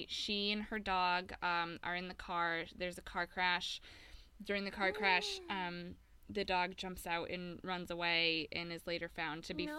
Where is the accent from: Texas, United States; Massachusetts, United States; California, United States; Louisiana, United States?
Massachusetts, United States; Boston; Boston, the best place on the planet, and my hometown